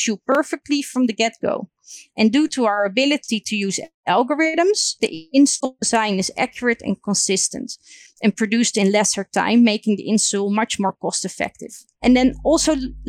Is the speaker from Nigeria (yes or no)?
no; Netherlands